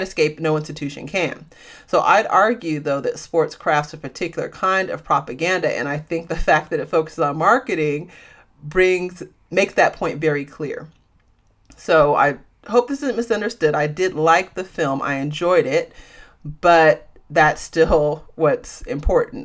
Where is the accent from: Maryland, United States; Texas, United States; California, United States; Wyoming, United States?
California, United States; San Francisco Bay Area; I'm from the San Francisco Bay Area, a small city in the San Francisco Bay Area.